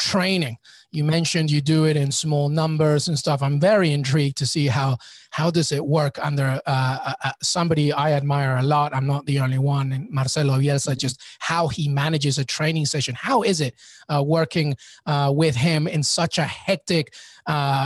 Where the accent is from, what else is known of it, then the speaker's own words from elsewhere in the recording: New York City, New York, United States; I'm in New York City. Yeah. I'm a New Yorker